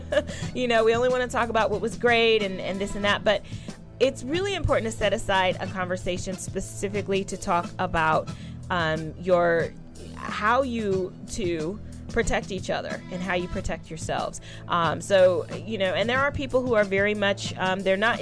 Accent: California, United States; growing up in California, I was one of the youth leaders

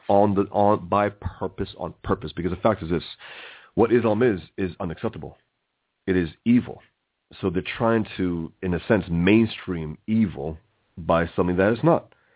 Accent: New York City, New York, United States; I was born and raised here in America, in the Bronx

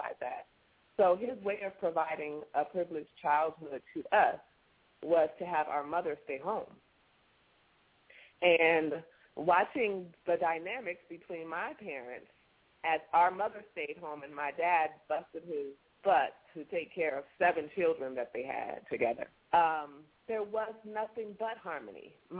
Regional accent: California, United States; I was born in California

